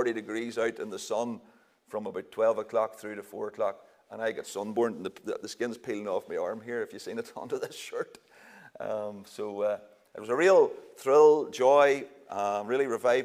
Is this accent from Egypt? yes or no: no; Northern Ireland, United Kingdom; also born or lived in Kenya; we say we all the time in Northern Ireland